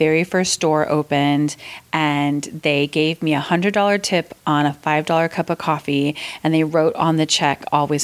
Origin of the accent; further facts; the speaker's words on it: Concord, California, United States; moved away as an adult; also born or lived in San Diego, California / Walnut Creek, California; now in Hawaii, United States; my whole family moved up to Concord, California when I was just a baby. And so I grew up in mainly in Concord